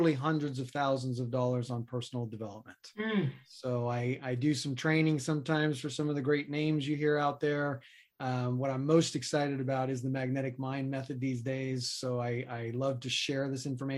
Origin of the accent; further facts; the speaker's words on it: New York City, New York, United States; moved away as an adult; also born or lived in Boulder, Colorado; I grew up in New York City in Queens